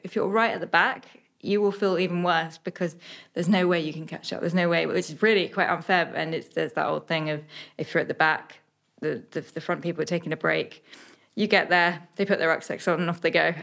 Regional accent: Suffolk, East of England, United Kingdom; only child growing up in Suffolk

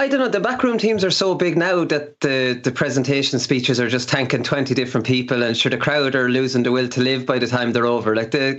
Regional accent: Laois, Ireland; Like, I get goosebumps watching that, and I'm from Leash.

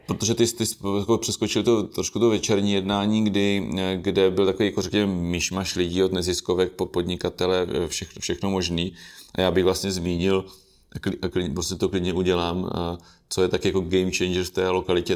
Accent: Brno-Country District, South Moravian Region, Czechia; já jsem z Brno venkova

